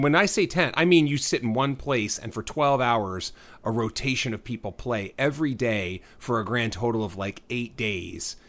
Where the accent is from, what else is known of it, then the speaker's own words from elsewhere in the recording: Texas, United States; now in Southern California, United States; I grew up in Texas